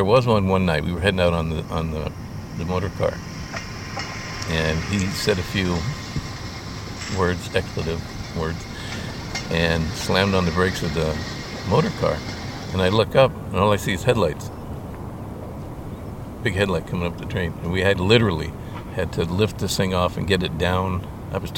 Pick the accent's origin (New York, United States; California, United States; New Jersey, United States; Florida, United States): California, United States; Fremont; growing up in Fremont. Born in Fremont in 51.